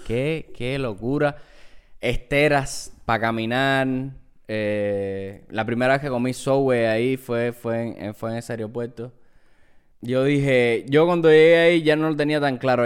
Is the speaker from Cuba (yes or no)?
yes; Cuba; now in New York, United States; nosotros venimos de Cuba, en Cuba no hay McDonald's